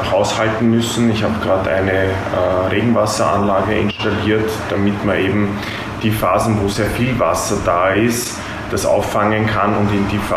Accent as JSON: {"language": "German", "town": "Oberschützen-Willersdorf", "region": "Burgenland", "country": "Austria", "said": "Ja, ich komme da gleich aus der Nachbarschaft praktisch, aus Oberschützen-Willersdorf."}